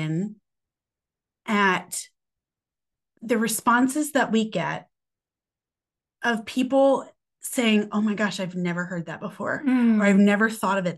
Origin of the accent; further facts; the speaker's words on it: United States; We're American